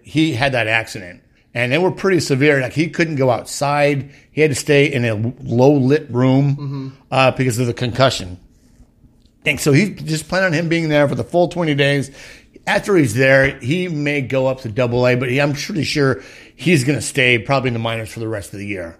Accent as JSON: {"language": "English", "area": "East County, San Diego", "region": "California", "country": "United States", "said": "I'm from East County"}